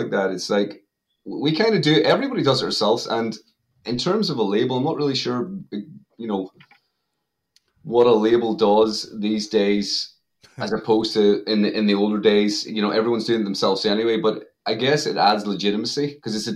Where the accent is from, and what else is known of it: Ireland